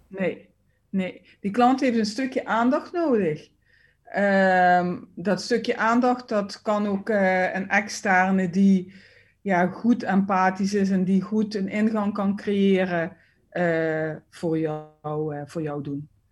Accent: Limburg, Netherlands; accent: Limburgish; ik merk het naar het, ja, naar het westen, westen toe eigenlijk uh, met mijn accent niet. Mensen zeggen wel van, oh, kom je uit Limburg

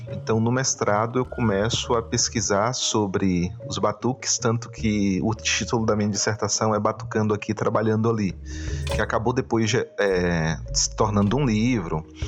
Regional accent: Salvador, Bahia, Brazil; foi do bairro onde eu cresci na cidade de Salvador

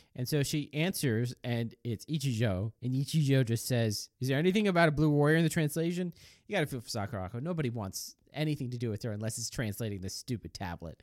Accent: the Northwest, Pacific Northwest, United States; also born or lived in Japan; not only am I American, I'm from, I'm from the Northwest

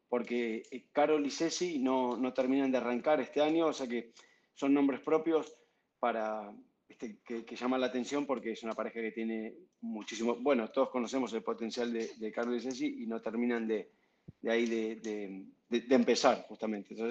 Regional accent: Argentina; ya, como argentino evidentemente tengo que romper los patrones.

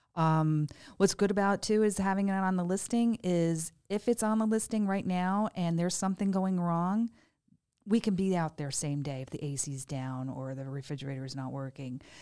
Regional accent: Greenwich, Connecticut, United States; moved away as an adult; also born or lived in Stamford, Connecticut; now in Estero, United States; I grew up in Greenwich

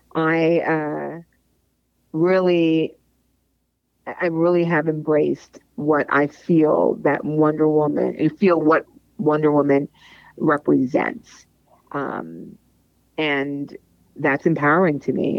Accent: New York, United States; I grew up in New York

